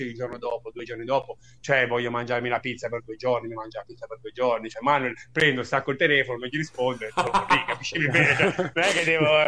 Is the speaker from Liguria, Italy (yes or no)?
yes; Loano, Liguria, Italy; also born or lived in Naples; io sono di Napoli, originario di Napoli, fiero, però comunque sono cresciuto in Liguria, in un paesino di 12.000 persone come a Loano